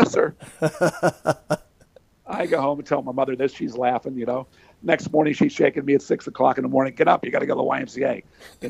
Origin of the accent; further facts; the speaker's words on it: Hollidaysburg, Pennsylvania, United States; my hometown of Hollidaysburg, Pennsylvania